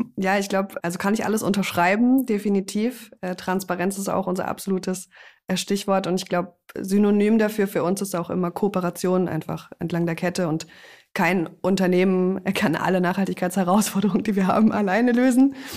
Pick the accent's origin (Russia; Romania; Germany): Germany; Freiburg, Baden-Württemberg; Wir kommen beide aus Freiburg